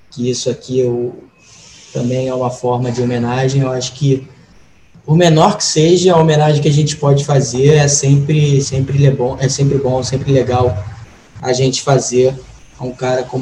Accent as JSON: {"language": "Portuguese", "country": "Brazil", "said": "me entender como um latino-americano, mais do que brasileiro"}